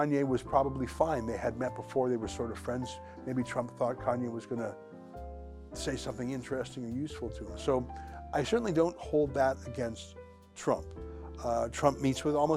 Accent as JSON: {"language": "English", "region": "Alberta", "country": "Canada", "tie": "born or raised there", "said": "I grew up in Alberta, and there was a Sikh temple near where I grew up"}